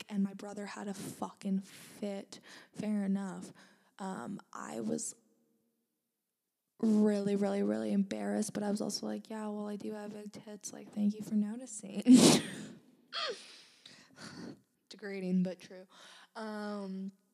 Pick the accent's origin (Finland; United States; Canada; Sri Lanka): Canada; Langley, British Columbia; I am from Langley, British Columbia, Canada